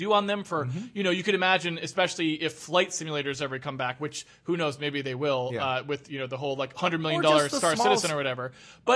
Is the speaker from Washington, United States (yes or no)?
yes; Seattle, Washington, United States; I come from Seattle